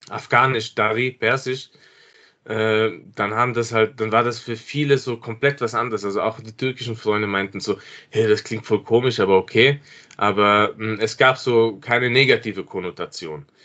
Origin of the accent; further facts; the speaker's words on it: Innsbruck, Tyrol, Austria; Ich bin in Innsbruck aufgewachsen und war äh, bis zum damaligen Zeitpunkt nicht dort.